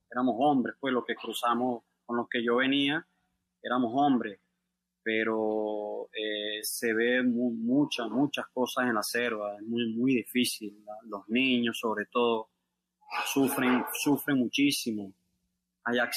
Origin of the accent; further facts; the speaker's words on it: Venezuela; moved away as an adult; now in Mexico City, Mexico; Acá a un mes, un mes exactamente de que salí de Venezuela.